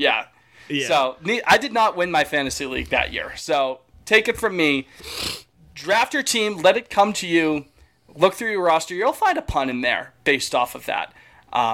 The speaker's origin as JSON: {"language": "English", "region": "Florida", "country": "United States", "said": "I just know he's from Florida, and I'm from Florida, so that's..."}